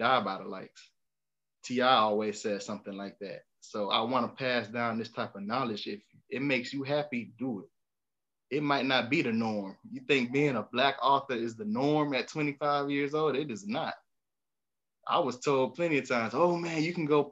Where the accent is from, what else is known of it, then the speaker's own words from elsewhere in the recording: Miami, Florida, United States; growing up in Miami